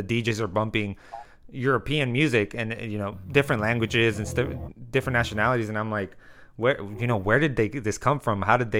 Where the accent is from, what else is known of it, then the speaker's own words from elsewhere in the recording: Mexicali, Baja California, Mexico; I'm from Mexicali, Mexico, and some of my family's from Guadalajara, Jalisco.